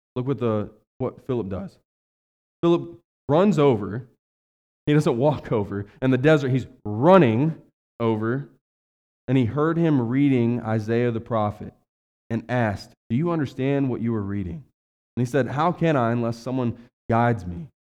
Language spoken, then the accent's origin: English; West Virginia, United States; now in Ohio, United States; I was raised in West Virginia, the economy's horrible down there